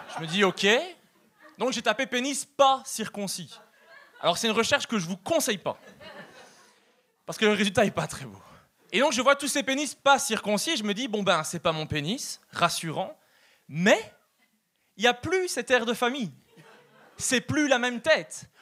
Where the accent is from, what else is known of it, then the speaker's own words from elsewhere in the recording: Belgium; accent: European; now in Canada; je suis belge